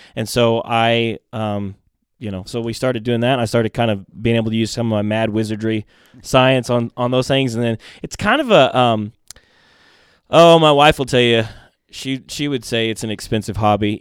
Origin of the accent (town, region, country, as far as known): Mount Vernon, Indiana, United States; born or raised there; also born or lived in Groton, Connecticut